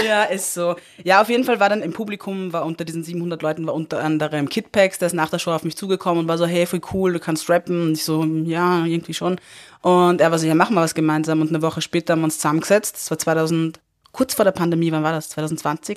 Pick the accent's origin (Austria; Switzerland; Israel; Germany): Austria; Upper Austria; ich bin in Oberösterreich aufgewachsen